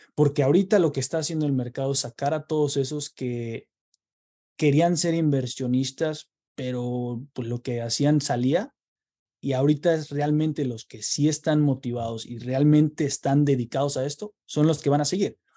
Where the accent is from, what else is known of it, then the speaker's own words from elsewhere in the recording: Querétaro, Mexico; moved away as an adult; now in United States; yo soy originario de Querétaro, eh, México, y eh, llevo en Estados Unidos ocho años, ya casi nueve